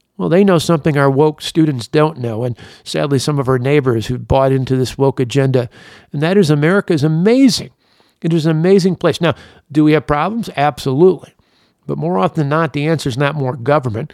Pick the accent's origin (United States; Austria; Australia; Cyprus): United States; Delavan, Wisconsin; I grew up in Delavan, not too far from Kenosha